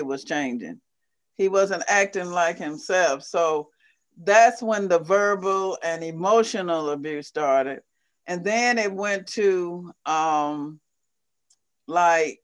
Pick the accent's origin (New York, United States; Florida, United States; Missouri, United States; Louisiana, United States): Missouri, United States; moved away as an adult; now in Michigan, United States; I was raised in a small rural town